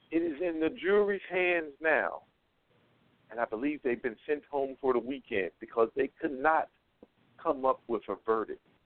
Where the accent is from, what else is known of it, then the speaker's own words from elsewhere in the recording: North Carolina, United States; North Carolina, just that's my home state